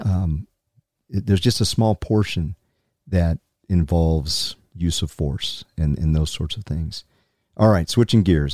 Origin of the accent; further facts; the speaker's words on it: South Carolina, United States; now in Utah, United States; the people I grew up with in South Carolina